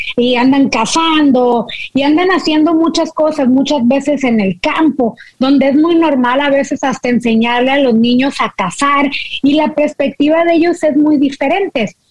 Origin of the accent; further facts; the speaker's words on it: Monterrey, Nuevo León, Mexico; now in United States; siendo mexicana de Monterrey